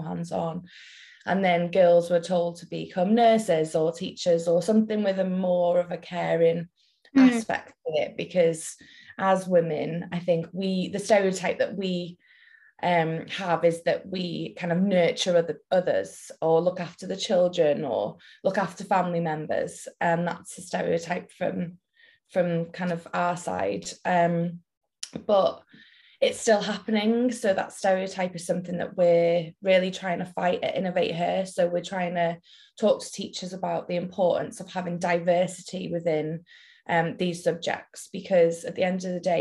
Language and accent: English; Welsh, Wales, United Kingdom; moved away as an adult; now in Liverpool, United Kingdom; We're based in Liverpool, and I went to uni in Liverpool, but I'm Welsh